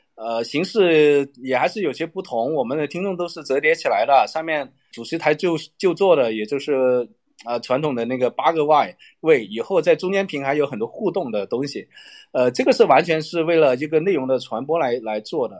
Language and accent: Chinese; China; 我在特区长大，就是我们那个是一个打口碟的一个， 一个集散中心